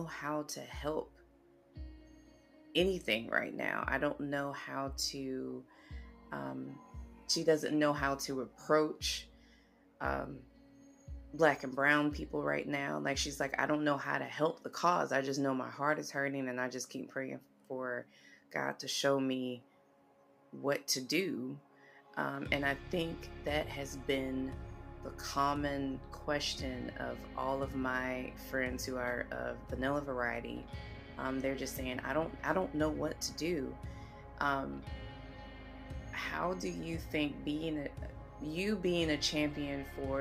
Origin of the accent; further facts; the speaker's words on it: the South, United States; growing up in the South